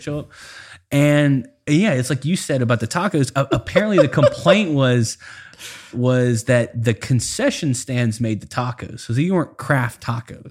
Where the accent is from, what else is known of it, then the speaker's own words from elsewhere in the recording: South Louisiana, United States; I grew up in South Louisiana